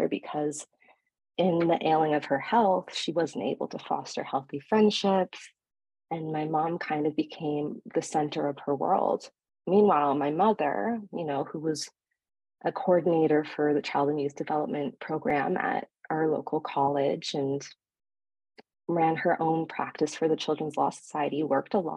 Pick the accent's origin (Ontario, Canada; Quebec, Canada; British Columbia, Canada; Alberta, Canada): Ontario, Canada; hometown near Toronto; also born or lived in Montreal; my hometown, which is closer to the city of Toronto